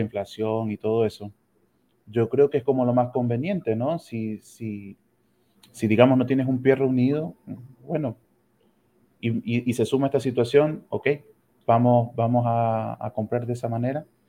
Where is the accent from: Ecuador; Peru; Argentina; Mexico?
Ecuador; moved away as an adult; now in Santiago, Chile; soy médico ecuatoriano